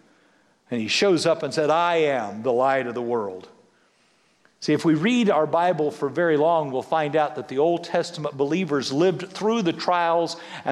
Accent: Severy, Kansas, United States; being a kid growing up in Severy, Kansas

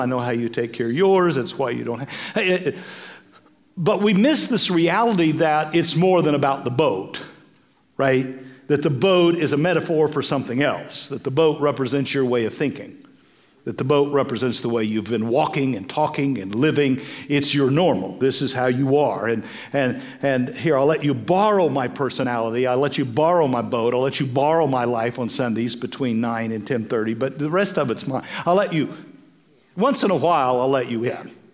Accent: Kansas, United States; Now, we're from Kansas, right?

